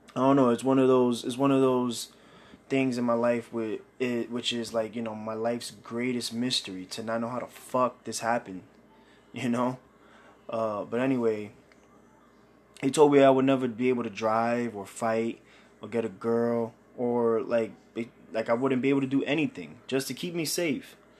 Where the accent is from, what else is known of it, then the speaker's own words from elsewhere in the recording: New York City, New York, United States; I grew up in Brooklyn, New York, Bushwick